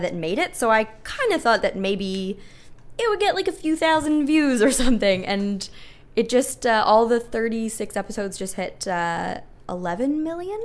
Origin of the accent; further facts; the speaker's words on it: Kitchener, Ontario, Canada; my hometown, Kitchener-Waterloo.